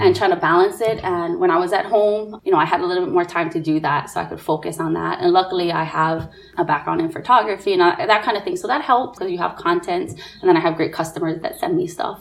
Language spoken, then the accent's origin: English; Nanakuli, Hawaii, United States; I'm a Nanakulian, or I'm from Nanakuli, proud and proud through and through